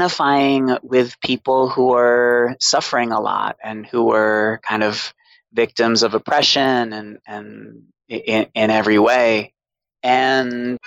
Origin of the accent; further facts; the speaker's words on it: Boston, Massachusetts, United States; also born or lived in Alstead, New Hampshire; I grew up in Boston with a single alcoholic mother.